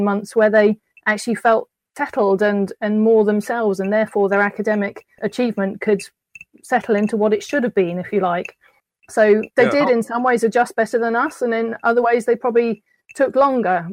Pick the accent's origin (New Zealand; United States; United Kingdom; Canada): United Kingdom; moved away as an adult; as a Brit